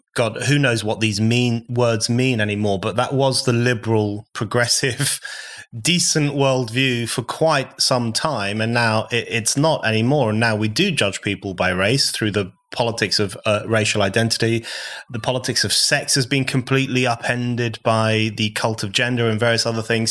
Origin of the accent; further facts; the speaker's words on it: United Kingdom; I was born in the U K, unlike you. My parents are foreigners, but I'm British born.